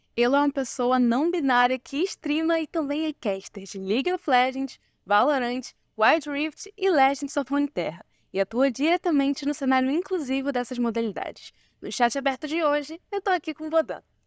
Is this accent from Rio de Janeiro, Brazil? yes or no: yes; Nilópolis, Rio de Janeiro, Brazil; eu sou de Nilópolis